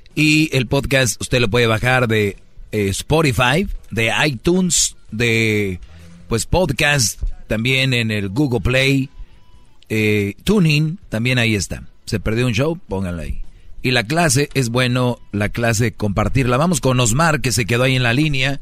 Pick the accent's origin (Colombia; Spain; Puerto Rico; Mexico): Mexico; todos somos paisanos y somos de México